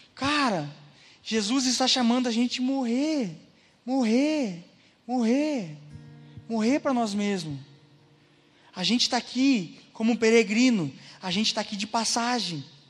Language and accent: Portuguese; Caxias do Sul, Rio Grande do Sul, Brazil; moved away as an adult; now in Porto Alegre, Brazil; sou natural de Caxias do Sul, vim morar para Porto Alegre porque eu casei com a Miriam em 2020